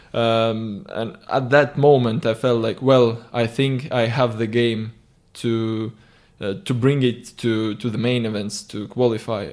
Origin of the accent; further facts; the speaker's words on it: Tallinn, Harju County, Estonia; I always, uh, like coming back to Tallinn because obviously it's my hometown